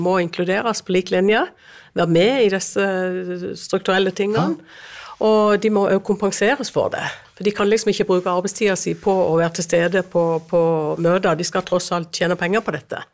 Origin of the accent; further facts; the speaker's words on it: Lyngdal, Agder, Norway; Jeg kommer fra Agder, en kommune som heter Lyngdal